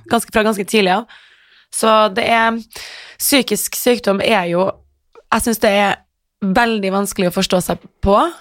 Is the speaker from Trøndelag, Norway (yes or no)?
yes; Trondheim, Trøndelag, Norway; moved away as an adult; Jeg vokste opp på Heimdal